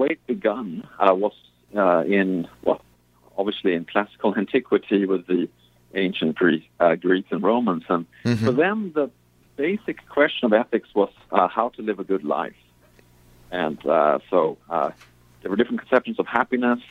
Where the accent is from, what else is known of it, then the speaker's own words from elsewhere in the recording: Sweden; moved away; I grew up in Sweden